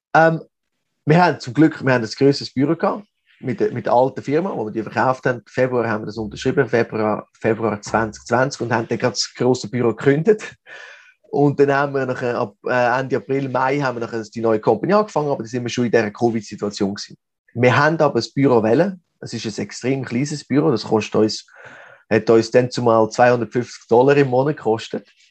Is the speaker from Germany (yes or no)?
no; Switzerland; moved away as an adult; now in Mexico; als Schweizer